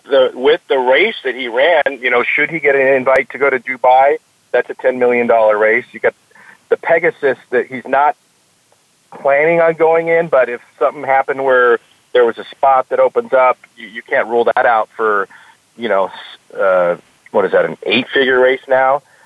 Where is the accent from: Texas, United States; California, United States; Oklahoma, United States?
California, United States; Cypress; Cypress was the city I was born in, and that's the, the, the city where Los Alamitos Racecourse is located